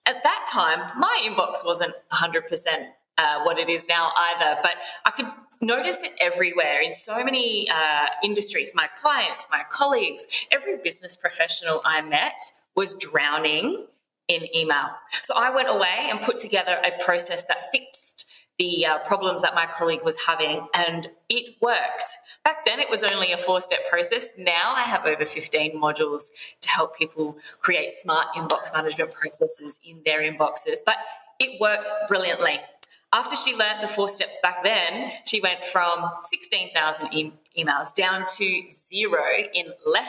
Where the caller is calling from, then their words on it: Adelaide, South Australia, Australia; Yes, I'm coming from Australia. So I live in Adelaide, Australia, which is in the south of Australia.